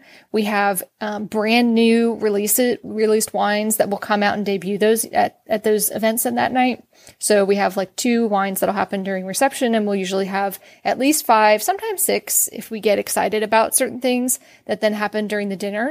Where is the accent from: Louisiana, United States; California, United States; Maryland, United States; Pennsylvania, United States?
Pennsylvania, United States; outside of Philadelphia; moved away as an adult; also born or lived in Virginia / North Carolina; now in Texas, United States; I'm originally from Pennsylvania and we grew up outside of Philadelphia